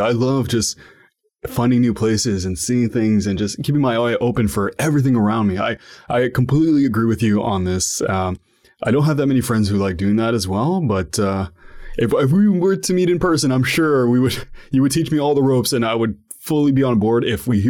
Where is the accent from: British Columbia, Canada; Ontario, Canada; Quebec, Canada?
Ontario, Canada; Ottawa; so I'm from Ottawa, Ontario, Canada. And sometimes I live in the downtown, so it's the national capital of Canada.